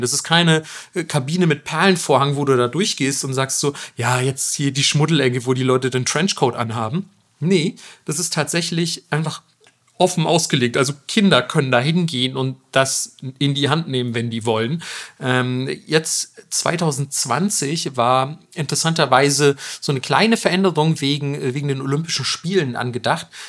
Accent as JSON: {"language": "German", "country": "Germany", "said": "bei uns in Deutschland"}